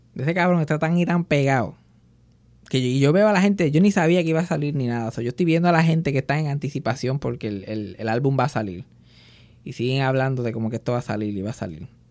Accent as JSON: {"language": "Spanish", "country": "Puerto Rico", "said": "nosotros los milenios, de puertorriqueños milenios"}